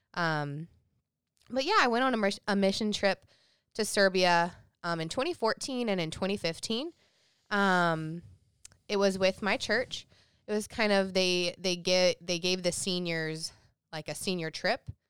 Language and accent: English; South Carolina, United States; growing up in South Carolina, that's considered the Bible Belt.